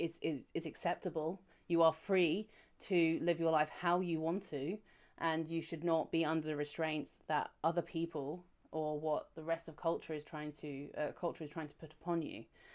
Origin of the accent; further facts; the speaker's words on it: United Kingdom; I'm British